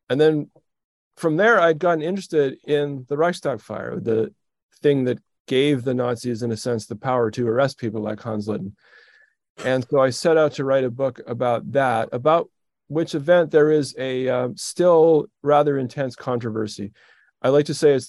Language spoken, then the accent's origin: English; Edmonton, Alberta, Canada; moved away as an adult; also born or lived in Rochester, New York / Toronto; I was born in Rochester, New York. My mom was from New York City, but my dad was Canadian. And very soon after I was born, my parents stuffed me in the back of a car and drove to Edmonton, Alberta, which is where I grew up